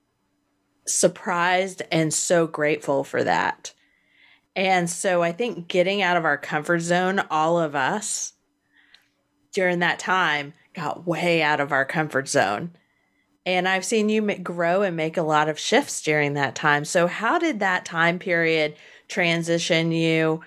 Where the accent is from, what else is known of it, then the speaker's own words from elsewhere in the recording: Hampton Roads, Virginia, United States; also born or lived in Washington, D.C.; now in Panama City, United States; I grew up in Hampton Roads